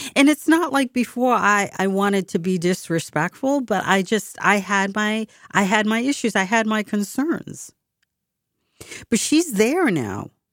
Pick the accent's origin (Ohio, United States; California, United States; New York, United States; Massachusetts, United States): Massachusetts, United States; Boston; my hometown